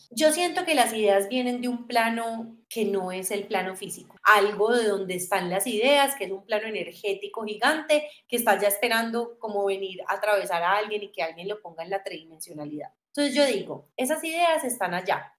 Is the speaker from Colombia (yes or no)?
yes; Armenia, Quindío, Colombia; now in Medellín, Colombia; yo soy de Armenia, ¿cierto? Yo me vengo a estudiar a Medellín